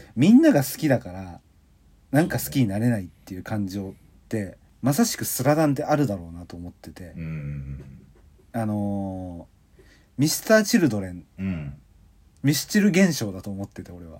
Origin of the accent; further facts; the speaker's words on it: Tokyo, Japan; 千九百八十六年生まれ、東京育ちの二人